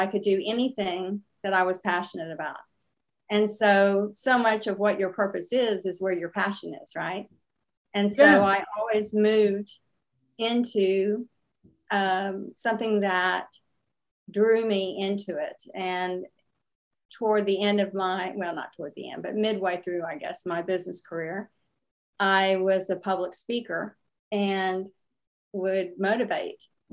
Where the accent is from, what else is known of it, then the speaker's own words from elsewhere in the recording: San Antonio, Texas, United States; also born or lived in Houston / Austin; I grew up in Texas. Mm-hmm. And was in Houston, Austin, San Antonio